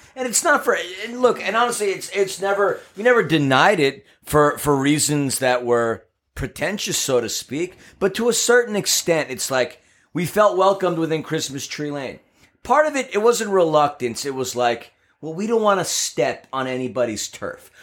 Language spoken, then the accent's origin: English; New York, United States; now in Los Angeles, United States; I'm a New Yorker